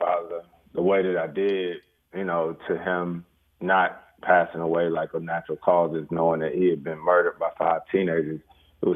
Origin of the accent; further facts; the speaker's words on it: Winston-Salem, North Carolina, United States; growing up in Winston-Salem, North Carolina